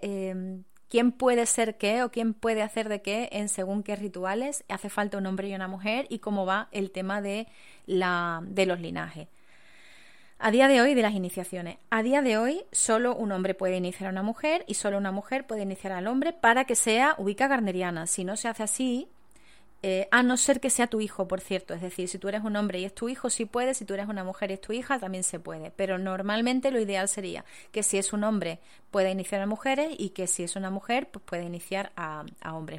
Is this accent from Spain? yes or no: yes; Spain; en mi país